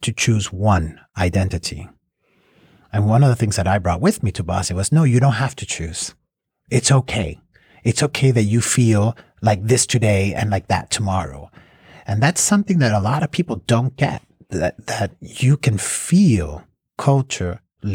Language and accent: English; Miami, Florida, United States; moved away; I was born in the United States and lived in Miami all my life.